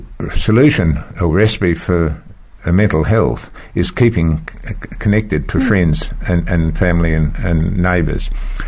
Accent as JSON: {"language": "English", "region": "Victoria", "country": "Australia", "tie": "born or raised there", "said": "My father was a World War One soldier settler, but we moved away from the farm in 1942 to this tiny town where he was the postmaster."}